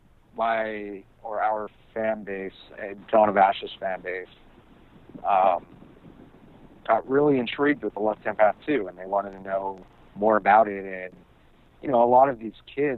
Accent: New York, United States; now in Los Angeles, United States; I was born in LA, but I grew up in New York most of my life

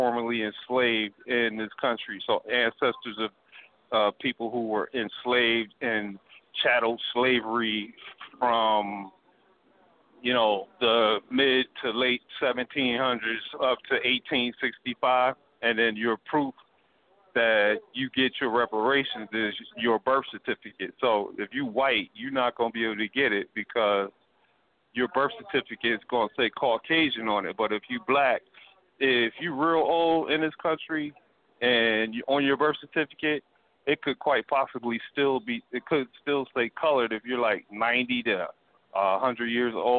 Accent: North Carolina, United States; I am from North Carolina

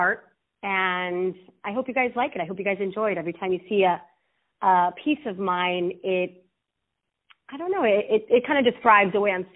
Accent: Los Mochis, Sinaloa, Mexico; I'm from Los Mochis, Sinaloa.

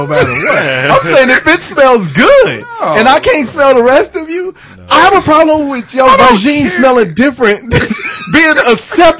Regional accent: Boston, Massachusetts, United States; I'm from Boston.

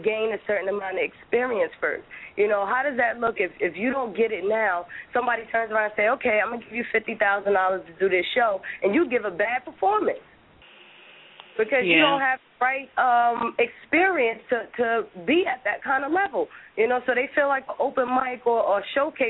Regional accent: New Jersey, United States; I always say I'm from Jersey

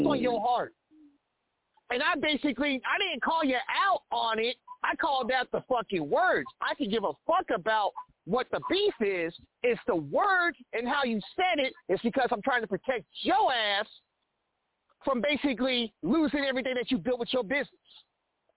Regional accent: Kansas City, Missouri, United States; moved away as an adult; now in Olathe, United States; I live in Olathe, Kansas. That's 20 minutes outside of Kansas City, Missouri. I can't cross into my hometown

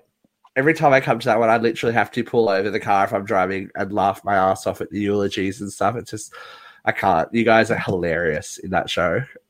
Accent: Newcastle, New South Wales, Australia; you ended up in my hometown. You ended up in Newcastle.

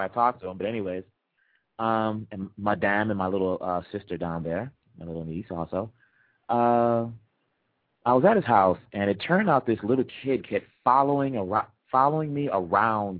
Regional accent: United States; you'll think I'm from America. I grew up, you know, I was born here.

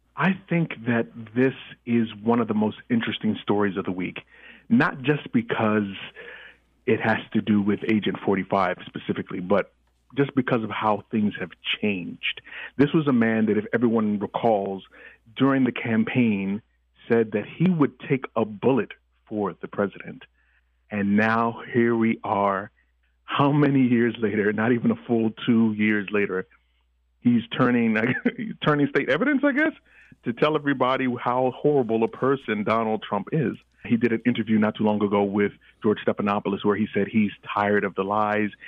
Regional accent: Nigeria; moved away; I am Nigerian by birth and by descendantry

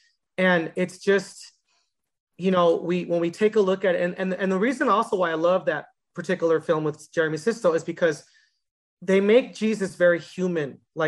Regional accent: West Coast, United States; now in Tucson, United States; I'm from the West Coast.

